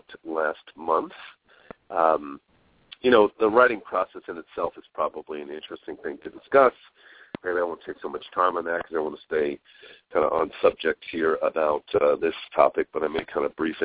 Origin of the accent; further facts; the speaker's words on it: New York, United States; moved away as an adult; growing up in New York